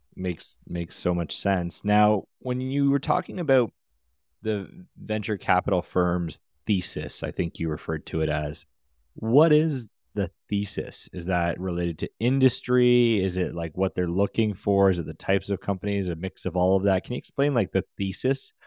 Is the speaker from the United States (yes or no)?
no; Canada; as a Canadian ourselves